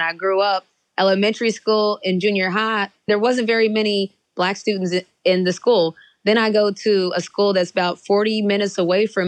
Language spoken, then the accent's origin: English; West Virginia, United States; moved away as an adult; now in Atlanta, United States; So I grew up in West Virginia, where in elementary school, I was the only Black student in the building.